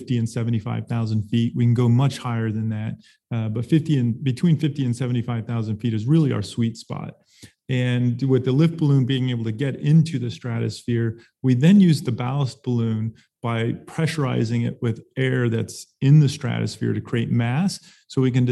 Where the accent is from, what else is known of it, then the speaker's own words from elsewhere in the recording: Arizona, United States; also born or lived in Pacific Northwest; now in Tucson, United States; I'm born and raised in Arizona